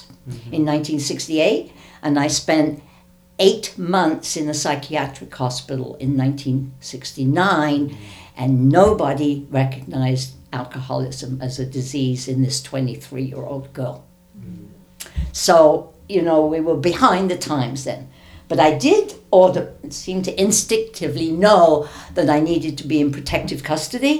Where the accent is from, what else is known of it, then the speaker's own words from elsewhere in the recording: London, United Kingdom; now in United States; I wasn't brought up in America. I was brought up in Britain